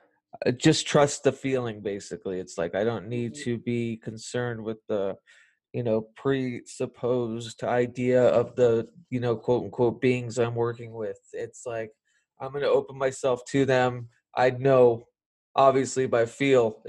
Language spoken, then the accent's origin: English; the South, United States; as we call them in the South